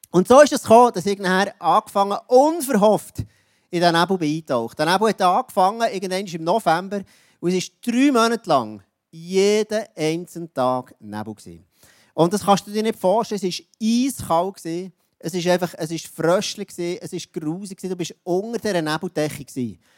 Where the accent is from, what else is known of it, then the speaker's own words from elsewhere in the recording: Jura, Switzerland; Ich bin im Jura aufgewachsen. Und der Jura ist ja bekannt für, ähm, das ist ein bisschen wild dort alles